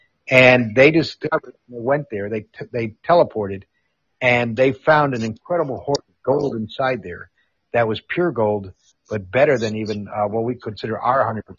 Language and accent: English; Amsterdam, North Holland, Netherlands; I'm on in the Netherlands, where I grew up in Amsterdam. When I went through high school from 69 to 73